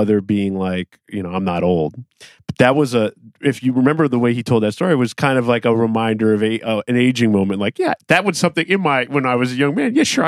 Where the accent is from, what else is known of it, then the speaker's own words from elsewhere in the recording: Michigan, United States; I grew up in Michigan, so I was in Canada a lot